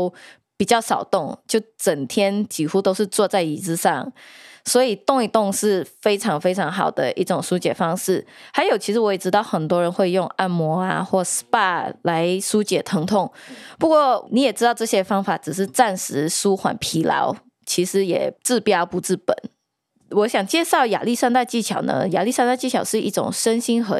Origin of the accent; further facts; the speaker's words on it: New York, United States; 我们都是纽约人嘛，我们时常要赶很多很多的 deadline